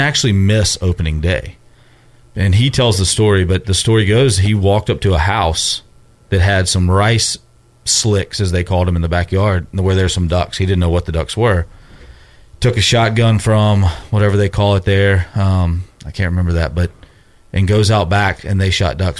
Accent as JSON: {"language": "English", "town": "Memphis", "region": "Tennessee", "country": "United States", "said": "I'm from Memphis"}